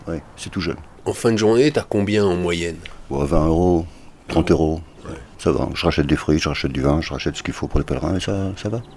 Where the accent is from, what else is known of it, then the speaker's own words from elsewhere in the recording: Portugal; now in Spain; Je suis portugais, d'origine.